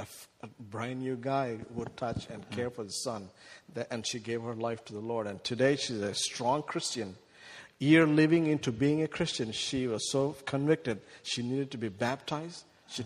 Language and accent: English; India; now in United States; 480 million children who are 18 years young live in our country, live in my home country in India. That's way beyond what we have in U.S.